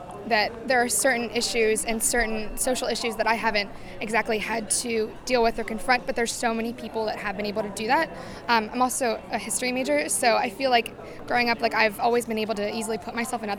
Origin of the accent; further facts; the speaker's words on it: Altoona, Pennsylvania, United States; I'm from Altoona, Pennsylvania, but I go to school at Penn State University, Pennsylvania